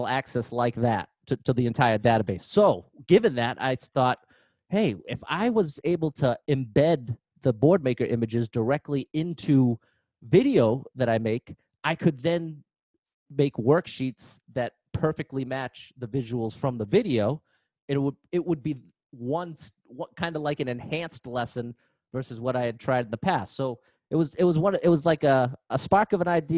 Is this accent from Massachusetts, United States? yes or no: yes; Haverhill, Massachusetts, United States; also born or lived in Methuen, Massachusetts; I'm actually from Haverhill, Massachusetts, but now I'm working in Methuen, Massachusetts